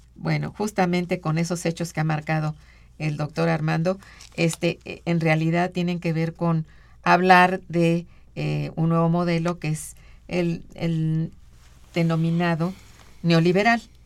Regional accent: Mexico

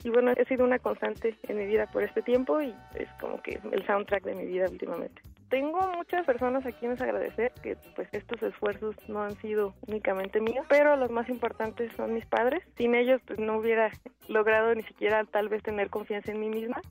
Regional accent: Mexico; also born or lived in Morelia; siendo mexicano

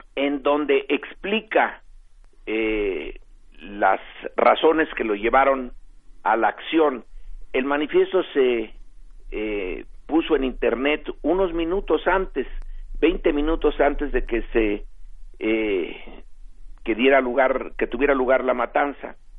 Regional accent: Mexico; nosotros como mexicanos

